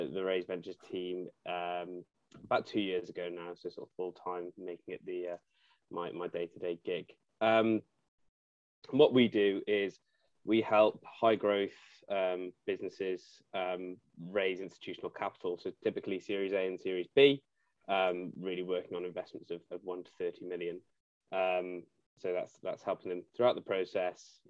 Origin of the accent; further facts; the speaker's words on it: Cardiff, Wales, United Kingdom; moved away as an adult; also born or lived in Nottingham; I was born and raised in Cardiff, then went to Nottingham University